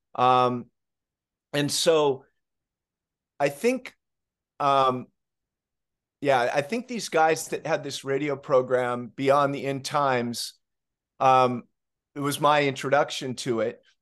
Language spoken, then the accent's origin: English; Southern California, United States; Growing up in Southern California